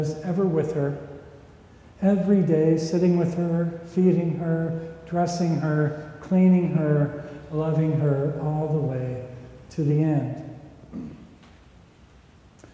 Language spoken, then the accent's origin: English; Minnesota, United States; When I was growing up in Minnesota